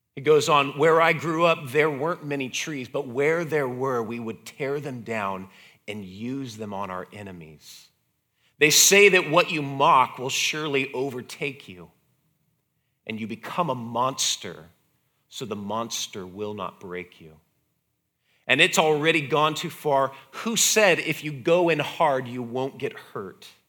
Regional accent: United States; being an American

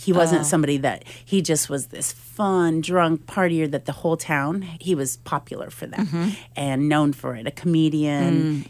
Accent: Oscoda, Michigan, United States; moved away as an adult; also born or lived in Fort Lauderdale, Florida / Hungary; I was raised in Oscoda, Michigan, a little town 4 hours north of Detroit.

